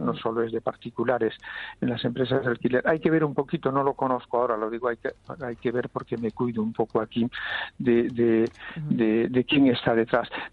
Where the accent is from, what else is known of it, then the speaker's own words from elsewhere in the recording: Vigo, Galicia, Spain; now in Catalonia, Spain; Vigo, que es mi ciudad de origen